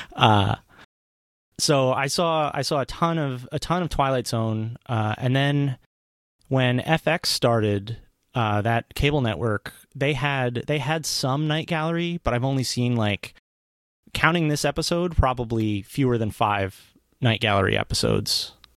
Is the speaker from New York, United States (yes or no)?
yes; New York metro area, United States; I grew up in the New York metro area